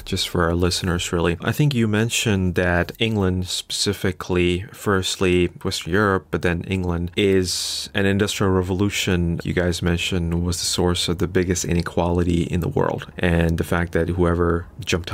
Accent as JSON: {"language": "English", "country": "Bangladesh", "said": "I come from Bangladesh"}